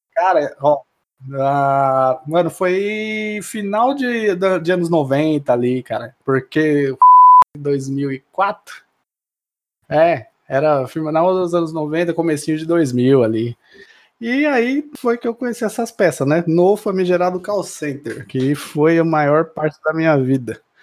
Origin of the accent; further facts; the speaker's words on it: Mauá, São Paulo, Brazil; moved away; eu sou de Mauá, né? Sou na, da região do ABC, além do ABC